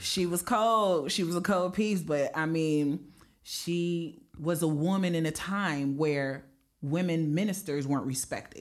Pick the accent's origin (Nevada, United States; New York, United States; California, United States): Nevada, United States; Las Vegas; moved away as an adult; now in Green Bay, United States; growing up in Las Vegas